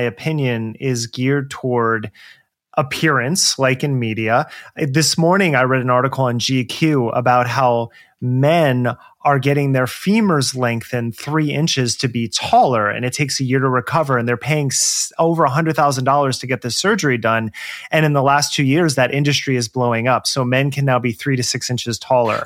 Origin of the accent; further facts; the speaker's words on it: New Jersey, United States; moved away as an adult; also born or lived in New York City / Los Angeles; now in Portland, United States; I grew up in Jersey